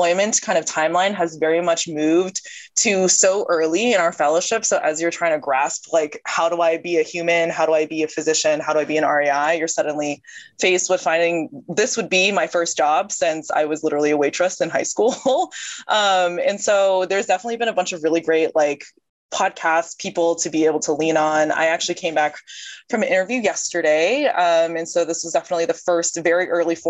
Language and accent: English; Atlanta, Georgia, United States; moved away as an adult; also born or lived in North Carolina; now in Boston, United States; I am originally from Atlanta, Georgia